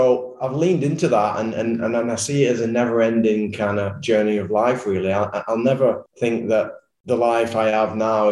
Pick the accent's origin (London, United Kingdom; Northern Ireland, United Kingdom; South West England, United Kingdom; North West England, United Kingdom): North West England, United Kingdom; Wigan; growing up in Wigan and going to rugby league schools